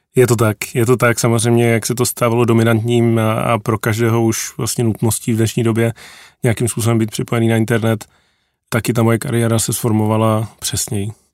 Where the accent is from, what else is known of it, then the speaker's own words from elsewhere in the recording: a village outside Prague, Central Bohemian Region, Czechia; já jsem vyrůstal na vesnici za Prahou